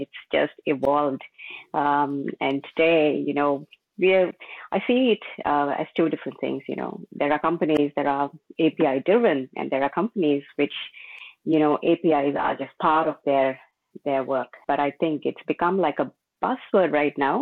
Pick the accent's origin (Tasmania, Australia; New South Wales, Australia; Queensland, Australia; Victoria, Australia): Victoria, Australia; Melbourne; I'm from Melbourne, Australia.